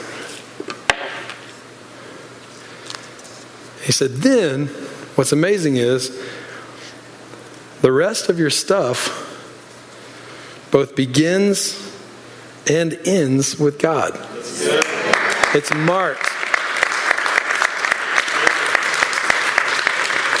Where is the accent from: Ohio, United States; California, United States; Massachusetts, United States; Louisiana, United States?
Louisiana, United States; moved away; I'm from Louisiana originally